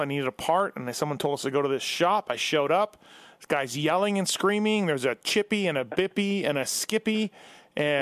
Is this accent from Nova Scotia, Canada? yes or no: no; Manitoba, Canada; growing up in Manitoba